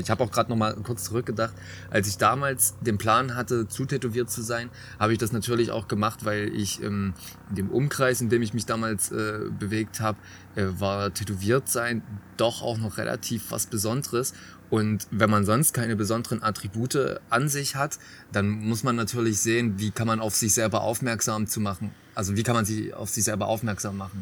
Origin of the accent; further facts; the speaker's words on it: Nünchritz, Saxony, Germany; ich komme ja wie gesagt vom Dorf ähm, bei, also ich komme aus Nünchritz, bei Riesa